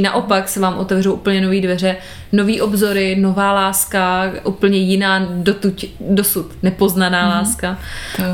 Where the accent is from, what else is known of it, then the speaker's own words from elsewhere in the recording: Prague, Czechia; jsem z Prahy